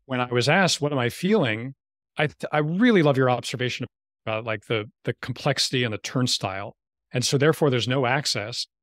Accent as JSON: {"language": "English", "region": "New York", "country": "United States", "tie": "born or raised there", "moved": "yes", "said": "I grew up in New York where weed is not really a word for pop"}